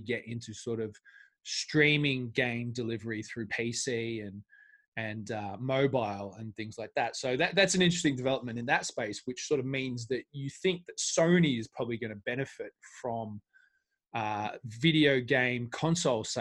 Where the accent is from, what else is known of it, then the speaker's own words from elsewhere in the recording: Australia; I'm Australian